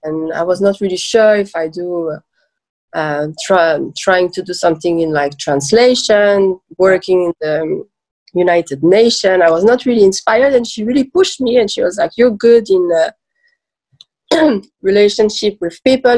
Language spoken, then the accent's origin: English; Switzerland; also born or lived in Iran / Lausanne / Geneva; I was born in Iran uh, and I was raised in Switzerland.